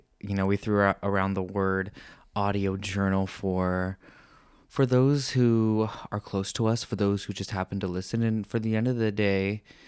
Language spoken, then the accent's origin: English; Pennsylvania, United States; moved away as an adult; also born or lived in Indiana; I'm from Pennsylvania, middle of nowhere, dairy farm, population 127.